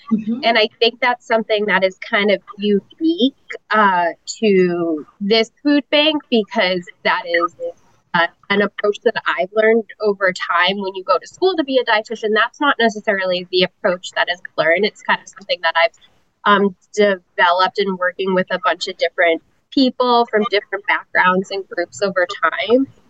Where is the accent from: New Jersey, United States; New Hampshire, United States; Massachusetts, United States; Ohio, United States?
New Hampshire, United States; moved away as an adult; now in Tampa, United States; I am originally from New Hampshire, but I've been in Tampa about, I think I just had my, my nine year anniversary in Tampa too.